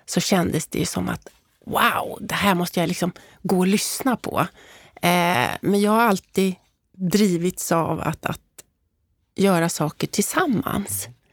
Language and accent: Swedish; Stockholm, Stockholm County, Sweden; jag uppvuxen, då, som du inledde med, i Älvsjö tillsammans med mamma, pappa och lillebror